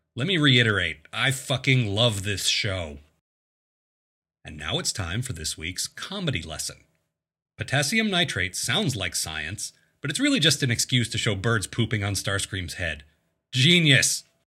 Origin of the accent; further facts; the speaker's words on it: Maryland, United States; my home state, Maryland.